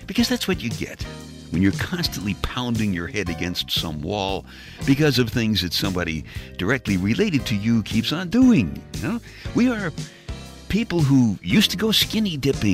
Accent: New York City, New York, United States; I was just a little kid growing up in Brooklyn, New York.

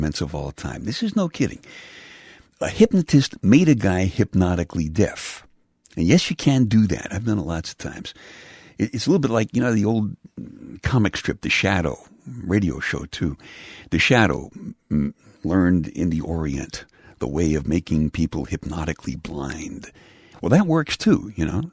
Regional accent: New York City, New York, United States; I'm from the Bay Ridge section of Brooklyn, which is the southernmost part of New York City

